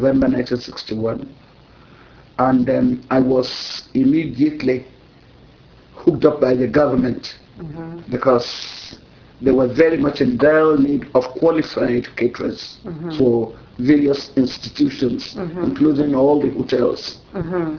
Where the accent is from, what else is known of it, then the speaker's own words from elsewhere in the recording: Lagos, Nigeria; Was born in Lagos. I had all my elementary education in Lagos, Catholic school.